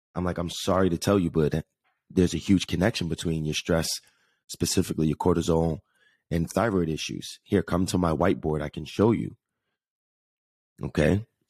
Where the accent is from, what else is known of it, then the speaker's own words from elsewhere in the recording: Jersey City, New Jersey, United States; moved away; New York City, New Jersey area, specifically Jersey City, my hometown